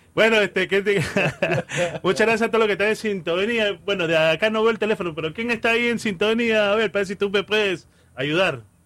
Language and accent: Spanish; Callao, Peru; moved away; en el Callao, de donde vengo yo, muy orgulloso de ser chalaco